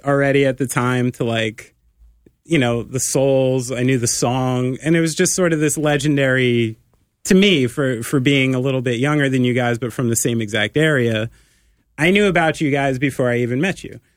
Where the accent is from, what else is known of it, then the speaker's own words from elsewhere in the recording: New Jersey, United States; I'm immensely proud to be from the state of New Jersey.